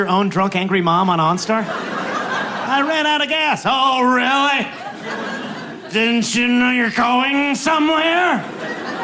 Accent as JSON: {"language": "English", "region": "Wisconsin", "country": "United States", "tie": "born or raised there", "also_born_or_lived": "Los Angeles", "moved": "yes", "said": "where I was born in Wisconsin"}